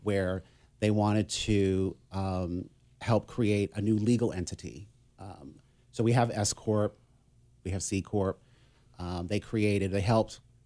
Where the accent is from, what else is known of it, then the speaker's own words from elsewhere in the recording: Massachusetts, United States; moved away as an adult; now in San Diego, United States; I'm from Massachusetts. I was born and raised in Massachusetts.